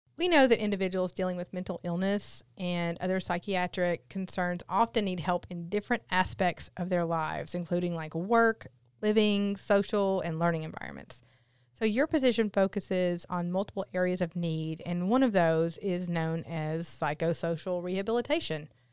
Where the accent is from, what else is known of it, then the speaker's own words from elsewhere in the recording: Newport, Tennessee, United States; from Newport, Tennessee, so I'm from a tiny little town, too.